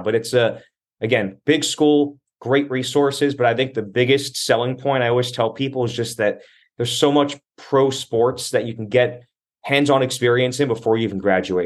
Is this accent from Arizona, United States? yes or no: yes; Arizona, United States; moved away as an adult; also born or lived in Staten Island, New York; now in New Jersey, United States; I was like ten years old when I moved with my family out to Arizona